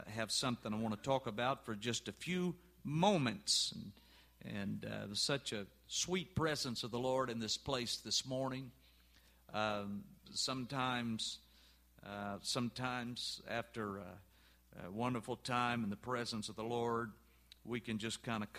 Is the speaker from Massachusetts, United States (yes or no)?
no; Orange, Texas, United States; moved away; I'm originally from East Texas. In fact, I grew up down in Orange, Texas